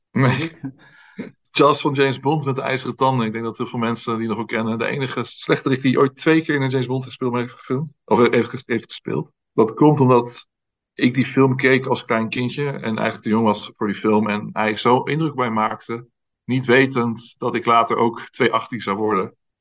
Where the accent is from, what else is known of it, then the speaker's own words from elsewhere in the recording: Netherlands; als Nederlander